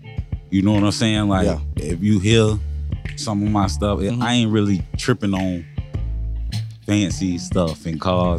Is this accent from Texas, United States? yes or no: no; Melbourne, Florida, United States; I'm from Brevard, Melbourne, Florida